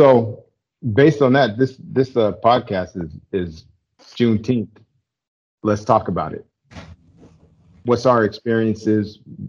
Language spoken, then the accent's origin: English; the Northwest, Pacific Northwest, United States; my family, growing up in the Northwest, we really didn't celebrate the holiday at all or celebrate Juneteenth in any way.